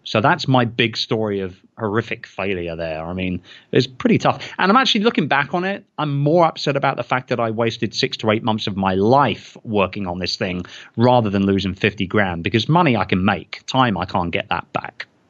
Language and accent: English; United Kingdom; I'm British